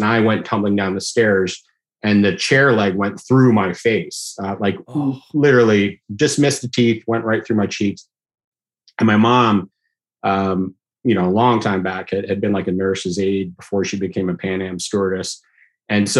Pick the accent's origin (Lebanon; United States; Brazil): Lebanon; Beirut, Beirut Governorate; moved away; I was born in Beirut, Lebanon